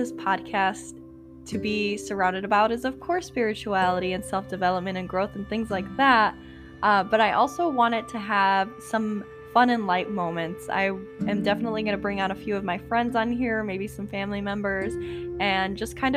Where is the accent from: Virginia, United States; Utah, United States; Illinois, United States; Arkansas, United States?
Illinois, United States; Chicago; moved away as an adult; now in Indiana, United States; I was born and raised in Chicago, Illinois.